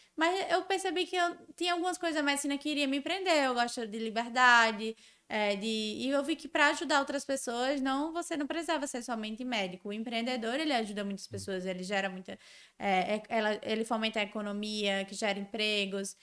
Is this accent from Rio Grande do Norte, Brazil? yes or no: yes; Natal, Rio Grande do Norte, Brazil; also born or lived in São Paulo; eu sou nordestina tenho orgulho de ser nordestina, de ter vindo de Natal